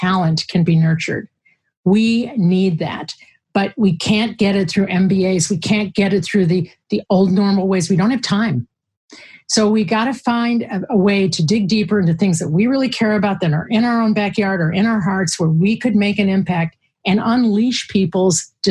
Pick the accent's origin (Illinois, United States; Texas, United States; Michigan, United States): Illinois, United States; Chicago; I'm from Chicago.